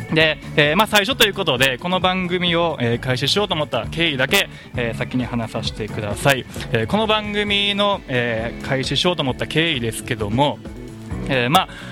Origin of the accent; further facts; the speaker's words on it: Kansai, Japan; now in Okinawa, Japan; 僕地元が関西なんで